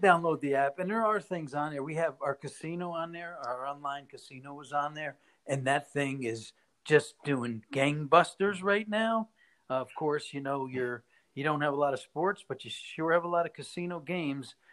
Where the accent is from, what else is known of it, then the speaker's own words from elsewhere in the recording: Poughkeepsie, New York, United States; moved away as an adult; now in Las Vegas, United States; I'm from Poughkeepsie, New York. Um, that's where I was born, and that's where I lived for the first 24 years of my life before I came out to Las Vegas